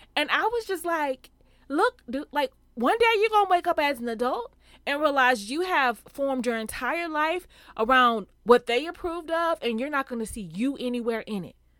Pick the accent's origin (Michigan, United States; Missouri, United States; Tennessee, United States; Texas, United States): Texas, United States; Houston; I'm from Houston